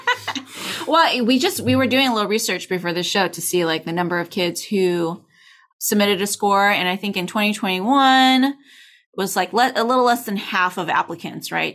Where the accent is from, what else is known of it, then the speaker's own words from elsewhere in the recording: California, United States; I'm from California